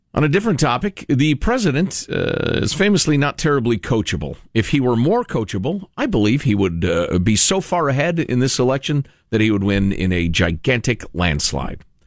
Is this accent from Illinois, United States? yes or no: yes; Chicago, Illinois, United States; my hometown, Chicago, Illinois